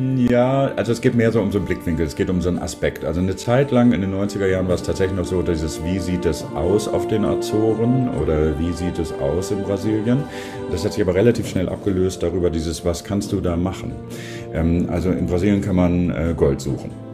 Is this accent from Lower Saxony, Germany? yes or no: yes; Worpswede, Lower Saxony, Germany; also born or lived in Sindelfingen, Germany; now in Bremen, Germany; ich bin auch in der Nähe von Bremen aufgewachsen, eigentlich geboren in Sindelfingen. Dann sind meine Eltern aber hier hochgezogen aus beruflichen Gründen. Da bin ich in der Nähe von Bremen in Wobswede aufgewachsen